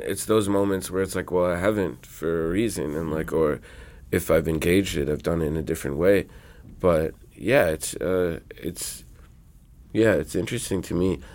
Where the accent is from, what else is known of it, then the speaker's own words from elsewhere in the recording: New York City, New York, United States; I grew up in Queens around Jamaican music and Latino music and rap and R and B